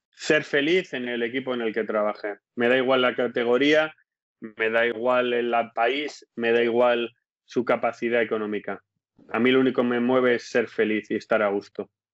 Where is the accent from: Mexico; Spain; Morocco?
Spain; moved away as an adult; also born or lived in Leeds, England; now in England; soy español